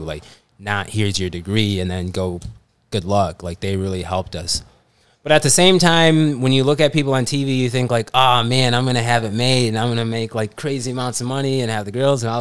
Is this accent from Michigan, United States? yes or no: yes; Michigan, United States; moved away as an adult; now in Minnesota, United States; I'm originally from Michigan